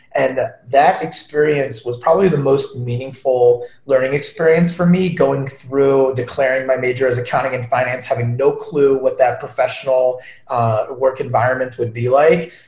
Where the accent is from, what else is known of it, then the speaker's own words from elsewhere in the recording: Long Island, New York, United States; moved away; So born and raised in Long Island